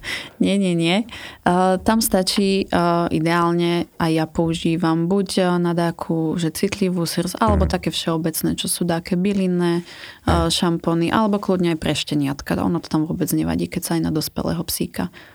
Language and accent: Slovak; Liptov, Žilina Region, Slovakia; pochádzam z Liptova